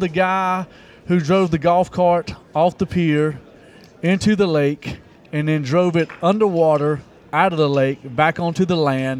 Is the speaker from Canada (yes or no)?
no; Eden, North Carolina, United States; I grew up in Eden, Dan River.